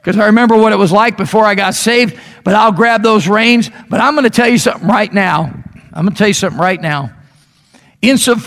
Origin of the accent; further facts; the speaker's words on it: Chicago, Illinois, United States; now in Meridian, United States; I grew up in the Chicago area